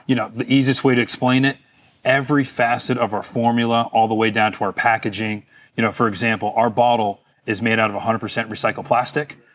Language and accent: English; Fort Lauderdale, Florida, United States; being born and raised in Fort Lauderdale, Florida, I kinda grew up on the water